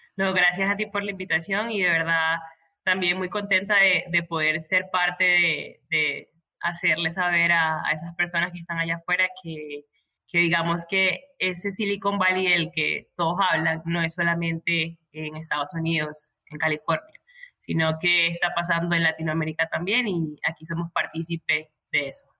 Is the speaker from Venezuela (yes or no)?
yes; Maracaibo, Zulia, Venezuela; moved away as an adult; now in Medellín, Colombia; soy de Venezuela, vivo en Colombia, en Medellín, pero soy de Venezuela, maracucha con orgullo